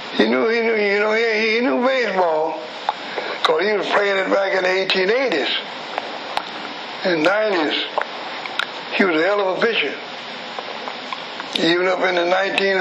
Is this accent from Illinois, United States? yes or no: yes; Chicago, Illinois, United States; also born or lived in McComb, Mississippi; I was born in Macomb City, Mississippi in 1900 straight. Came to Chicago when I was a baby, about 1905. Been here ever since